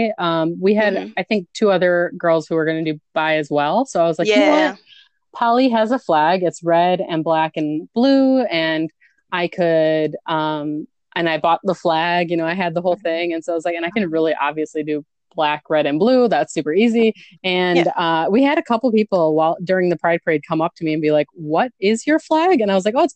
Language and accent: English; near Appleton, Wisconsin, United States; also born or lived in Milwaukee, Wisconsin; my hometown is a really, really tiny, like 2,000 people near Appleton, Wisconsin.